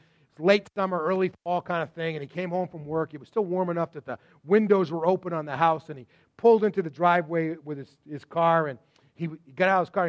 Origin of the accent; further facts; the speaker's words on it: Sudbury, Massachusetts, United States; also born or lived in Waltham / Framingham; I was born in Waltham, and we immediately moved out to Framingham, and then from Framingham, just as I started preschool, they moved over to Sudbury, and that's the only home I knew until I graduated from college